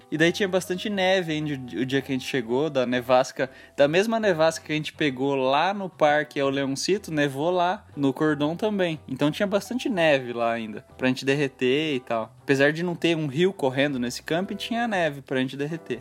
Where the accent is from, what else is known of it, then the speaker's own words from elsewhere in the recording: Brazil; A gente é brasileiro, a gente não é europeu, não é dos Estados Unidos